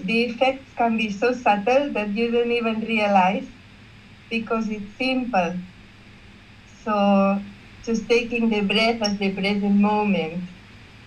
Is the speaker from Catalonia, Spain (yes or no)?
yes; Barcelona, Catalonia, Spain; I'm from Barcelona, Spain